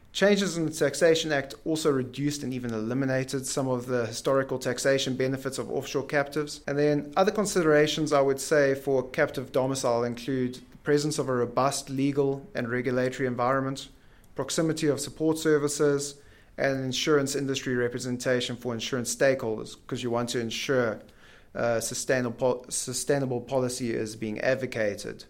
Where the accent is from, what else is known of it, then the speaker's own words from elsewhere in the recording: Ballito, KwaZulu-Natal, South Africa; go back to my hometown, Belito, uh, in Natal